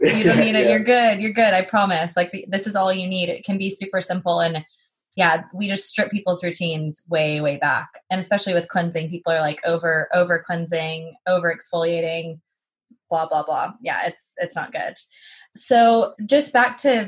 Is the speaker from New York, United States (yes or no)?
no; Texas, United States; moved away as an adult; now in London, United Kingdom; I'm from Texas